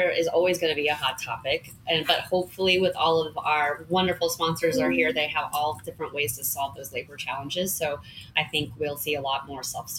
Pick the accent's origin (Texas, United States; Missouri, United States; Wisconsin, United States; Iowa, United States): Missouri, United States; Kansas City; I'm from Kansas City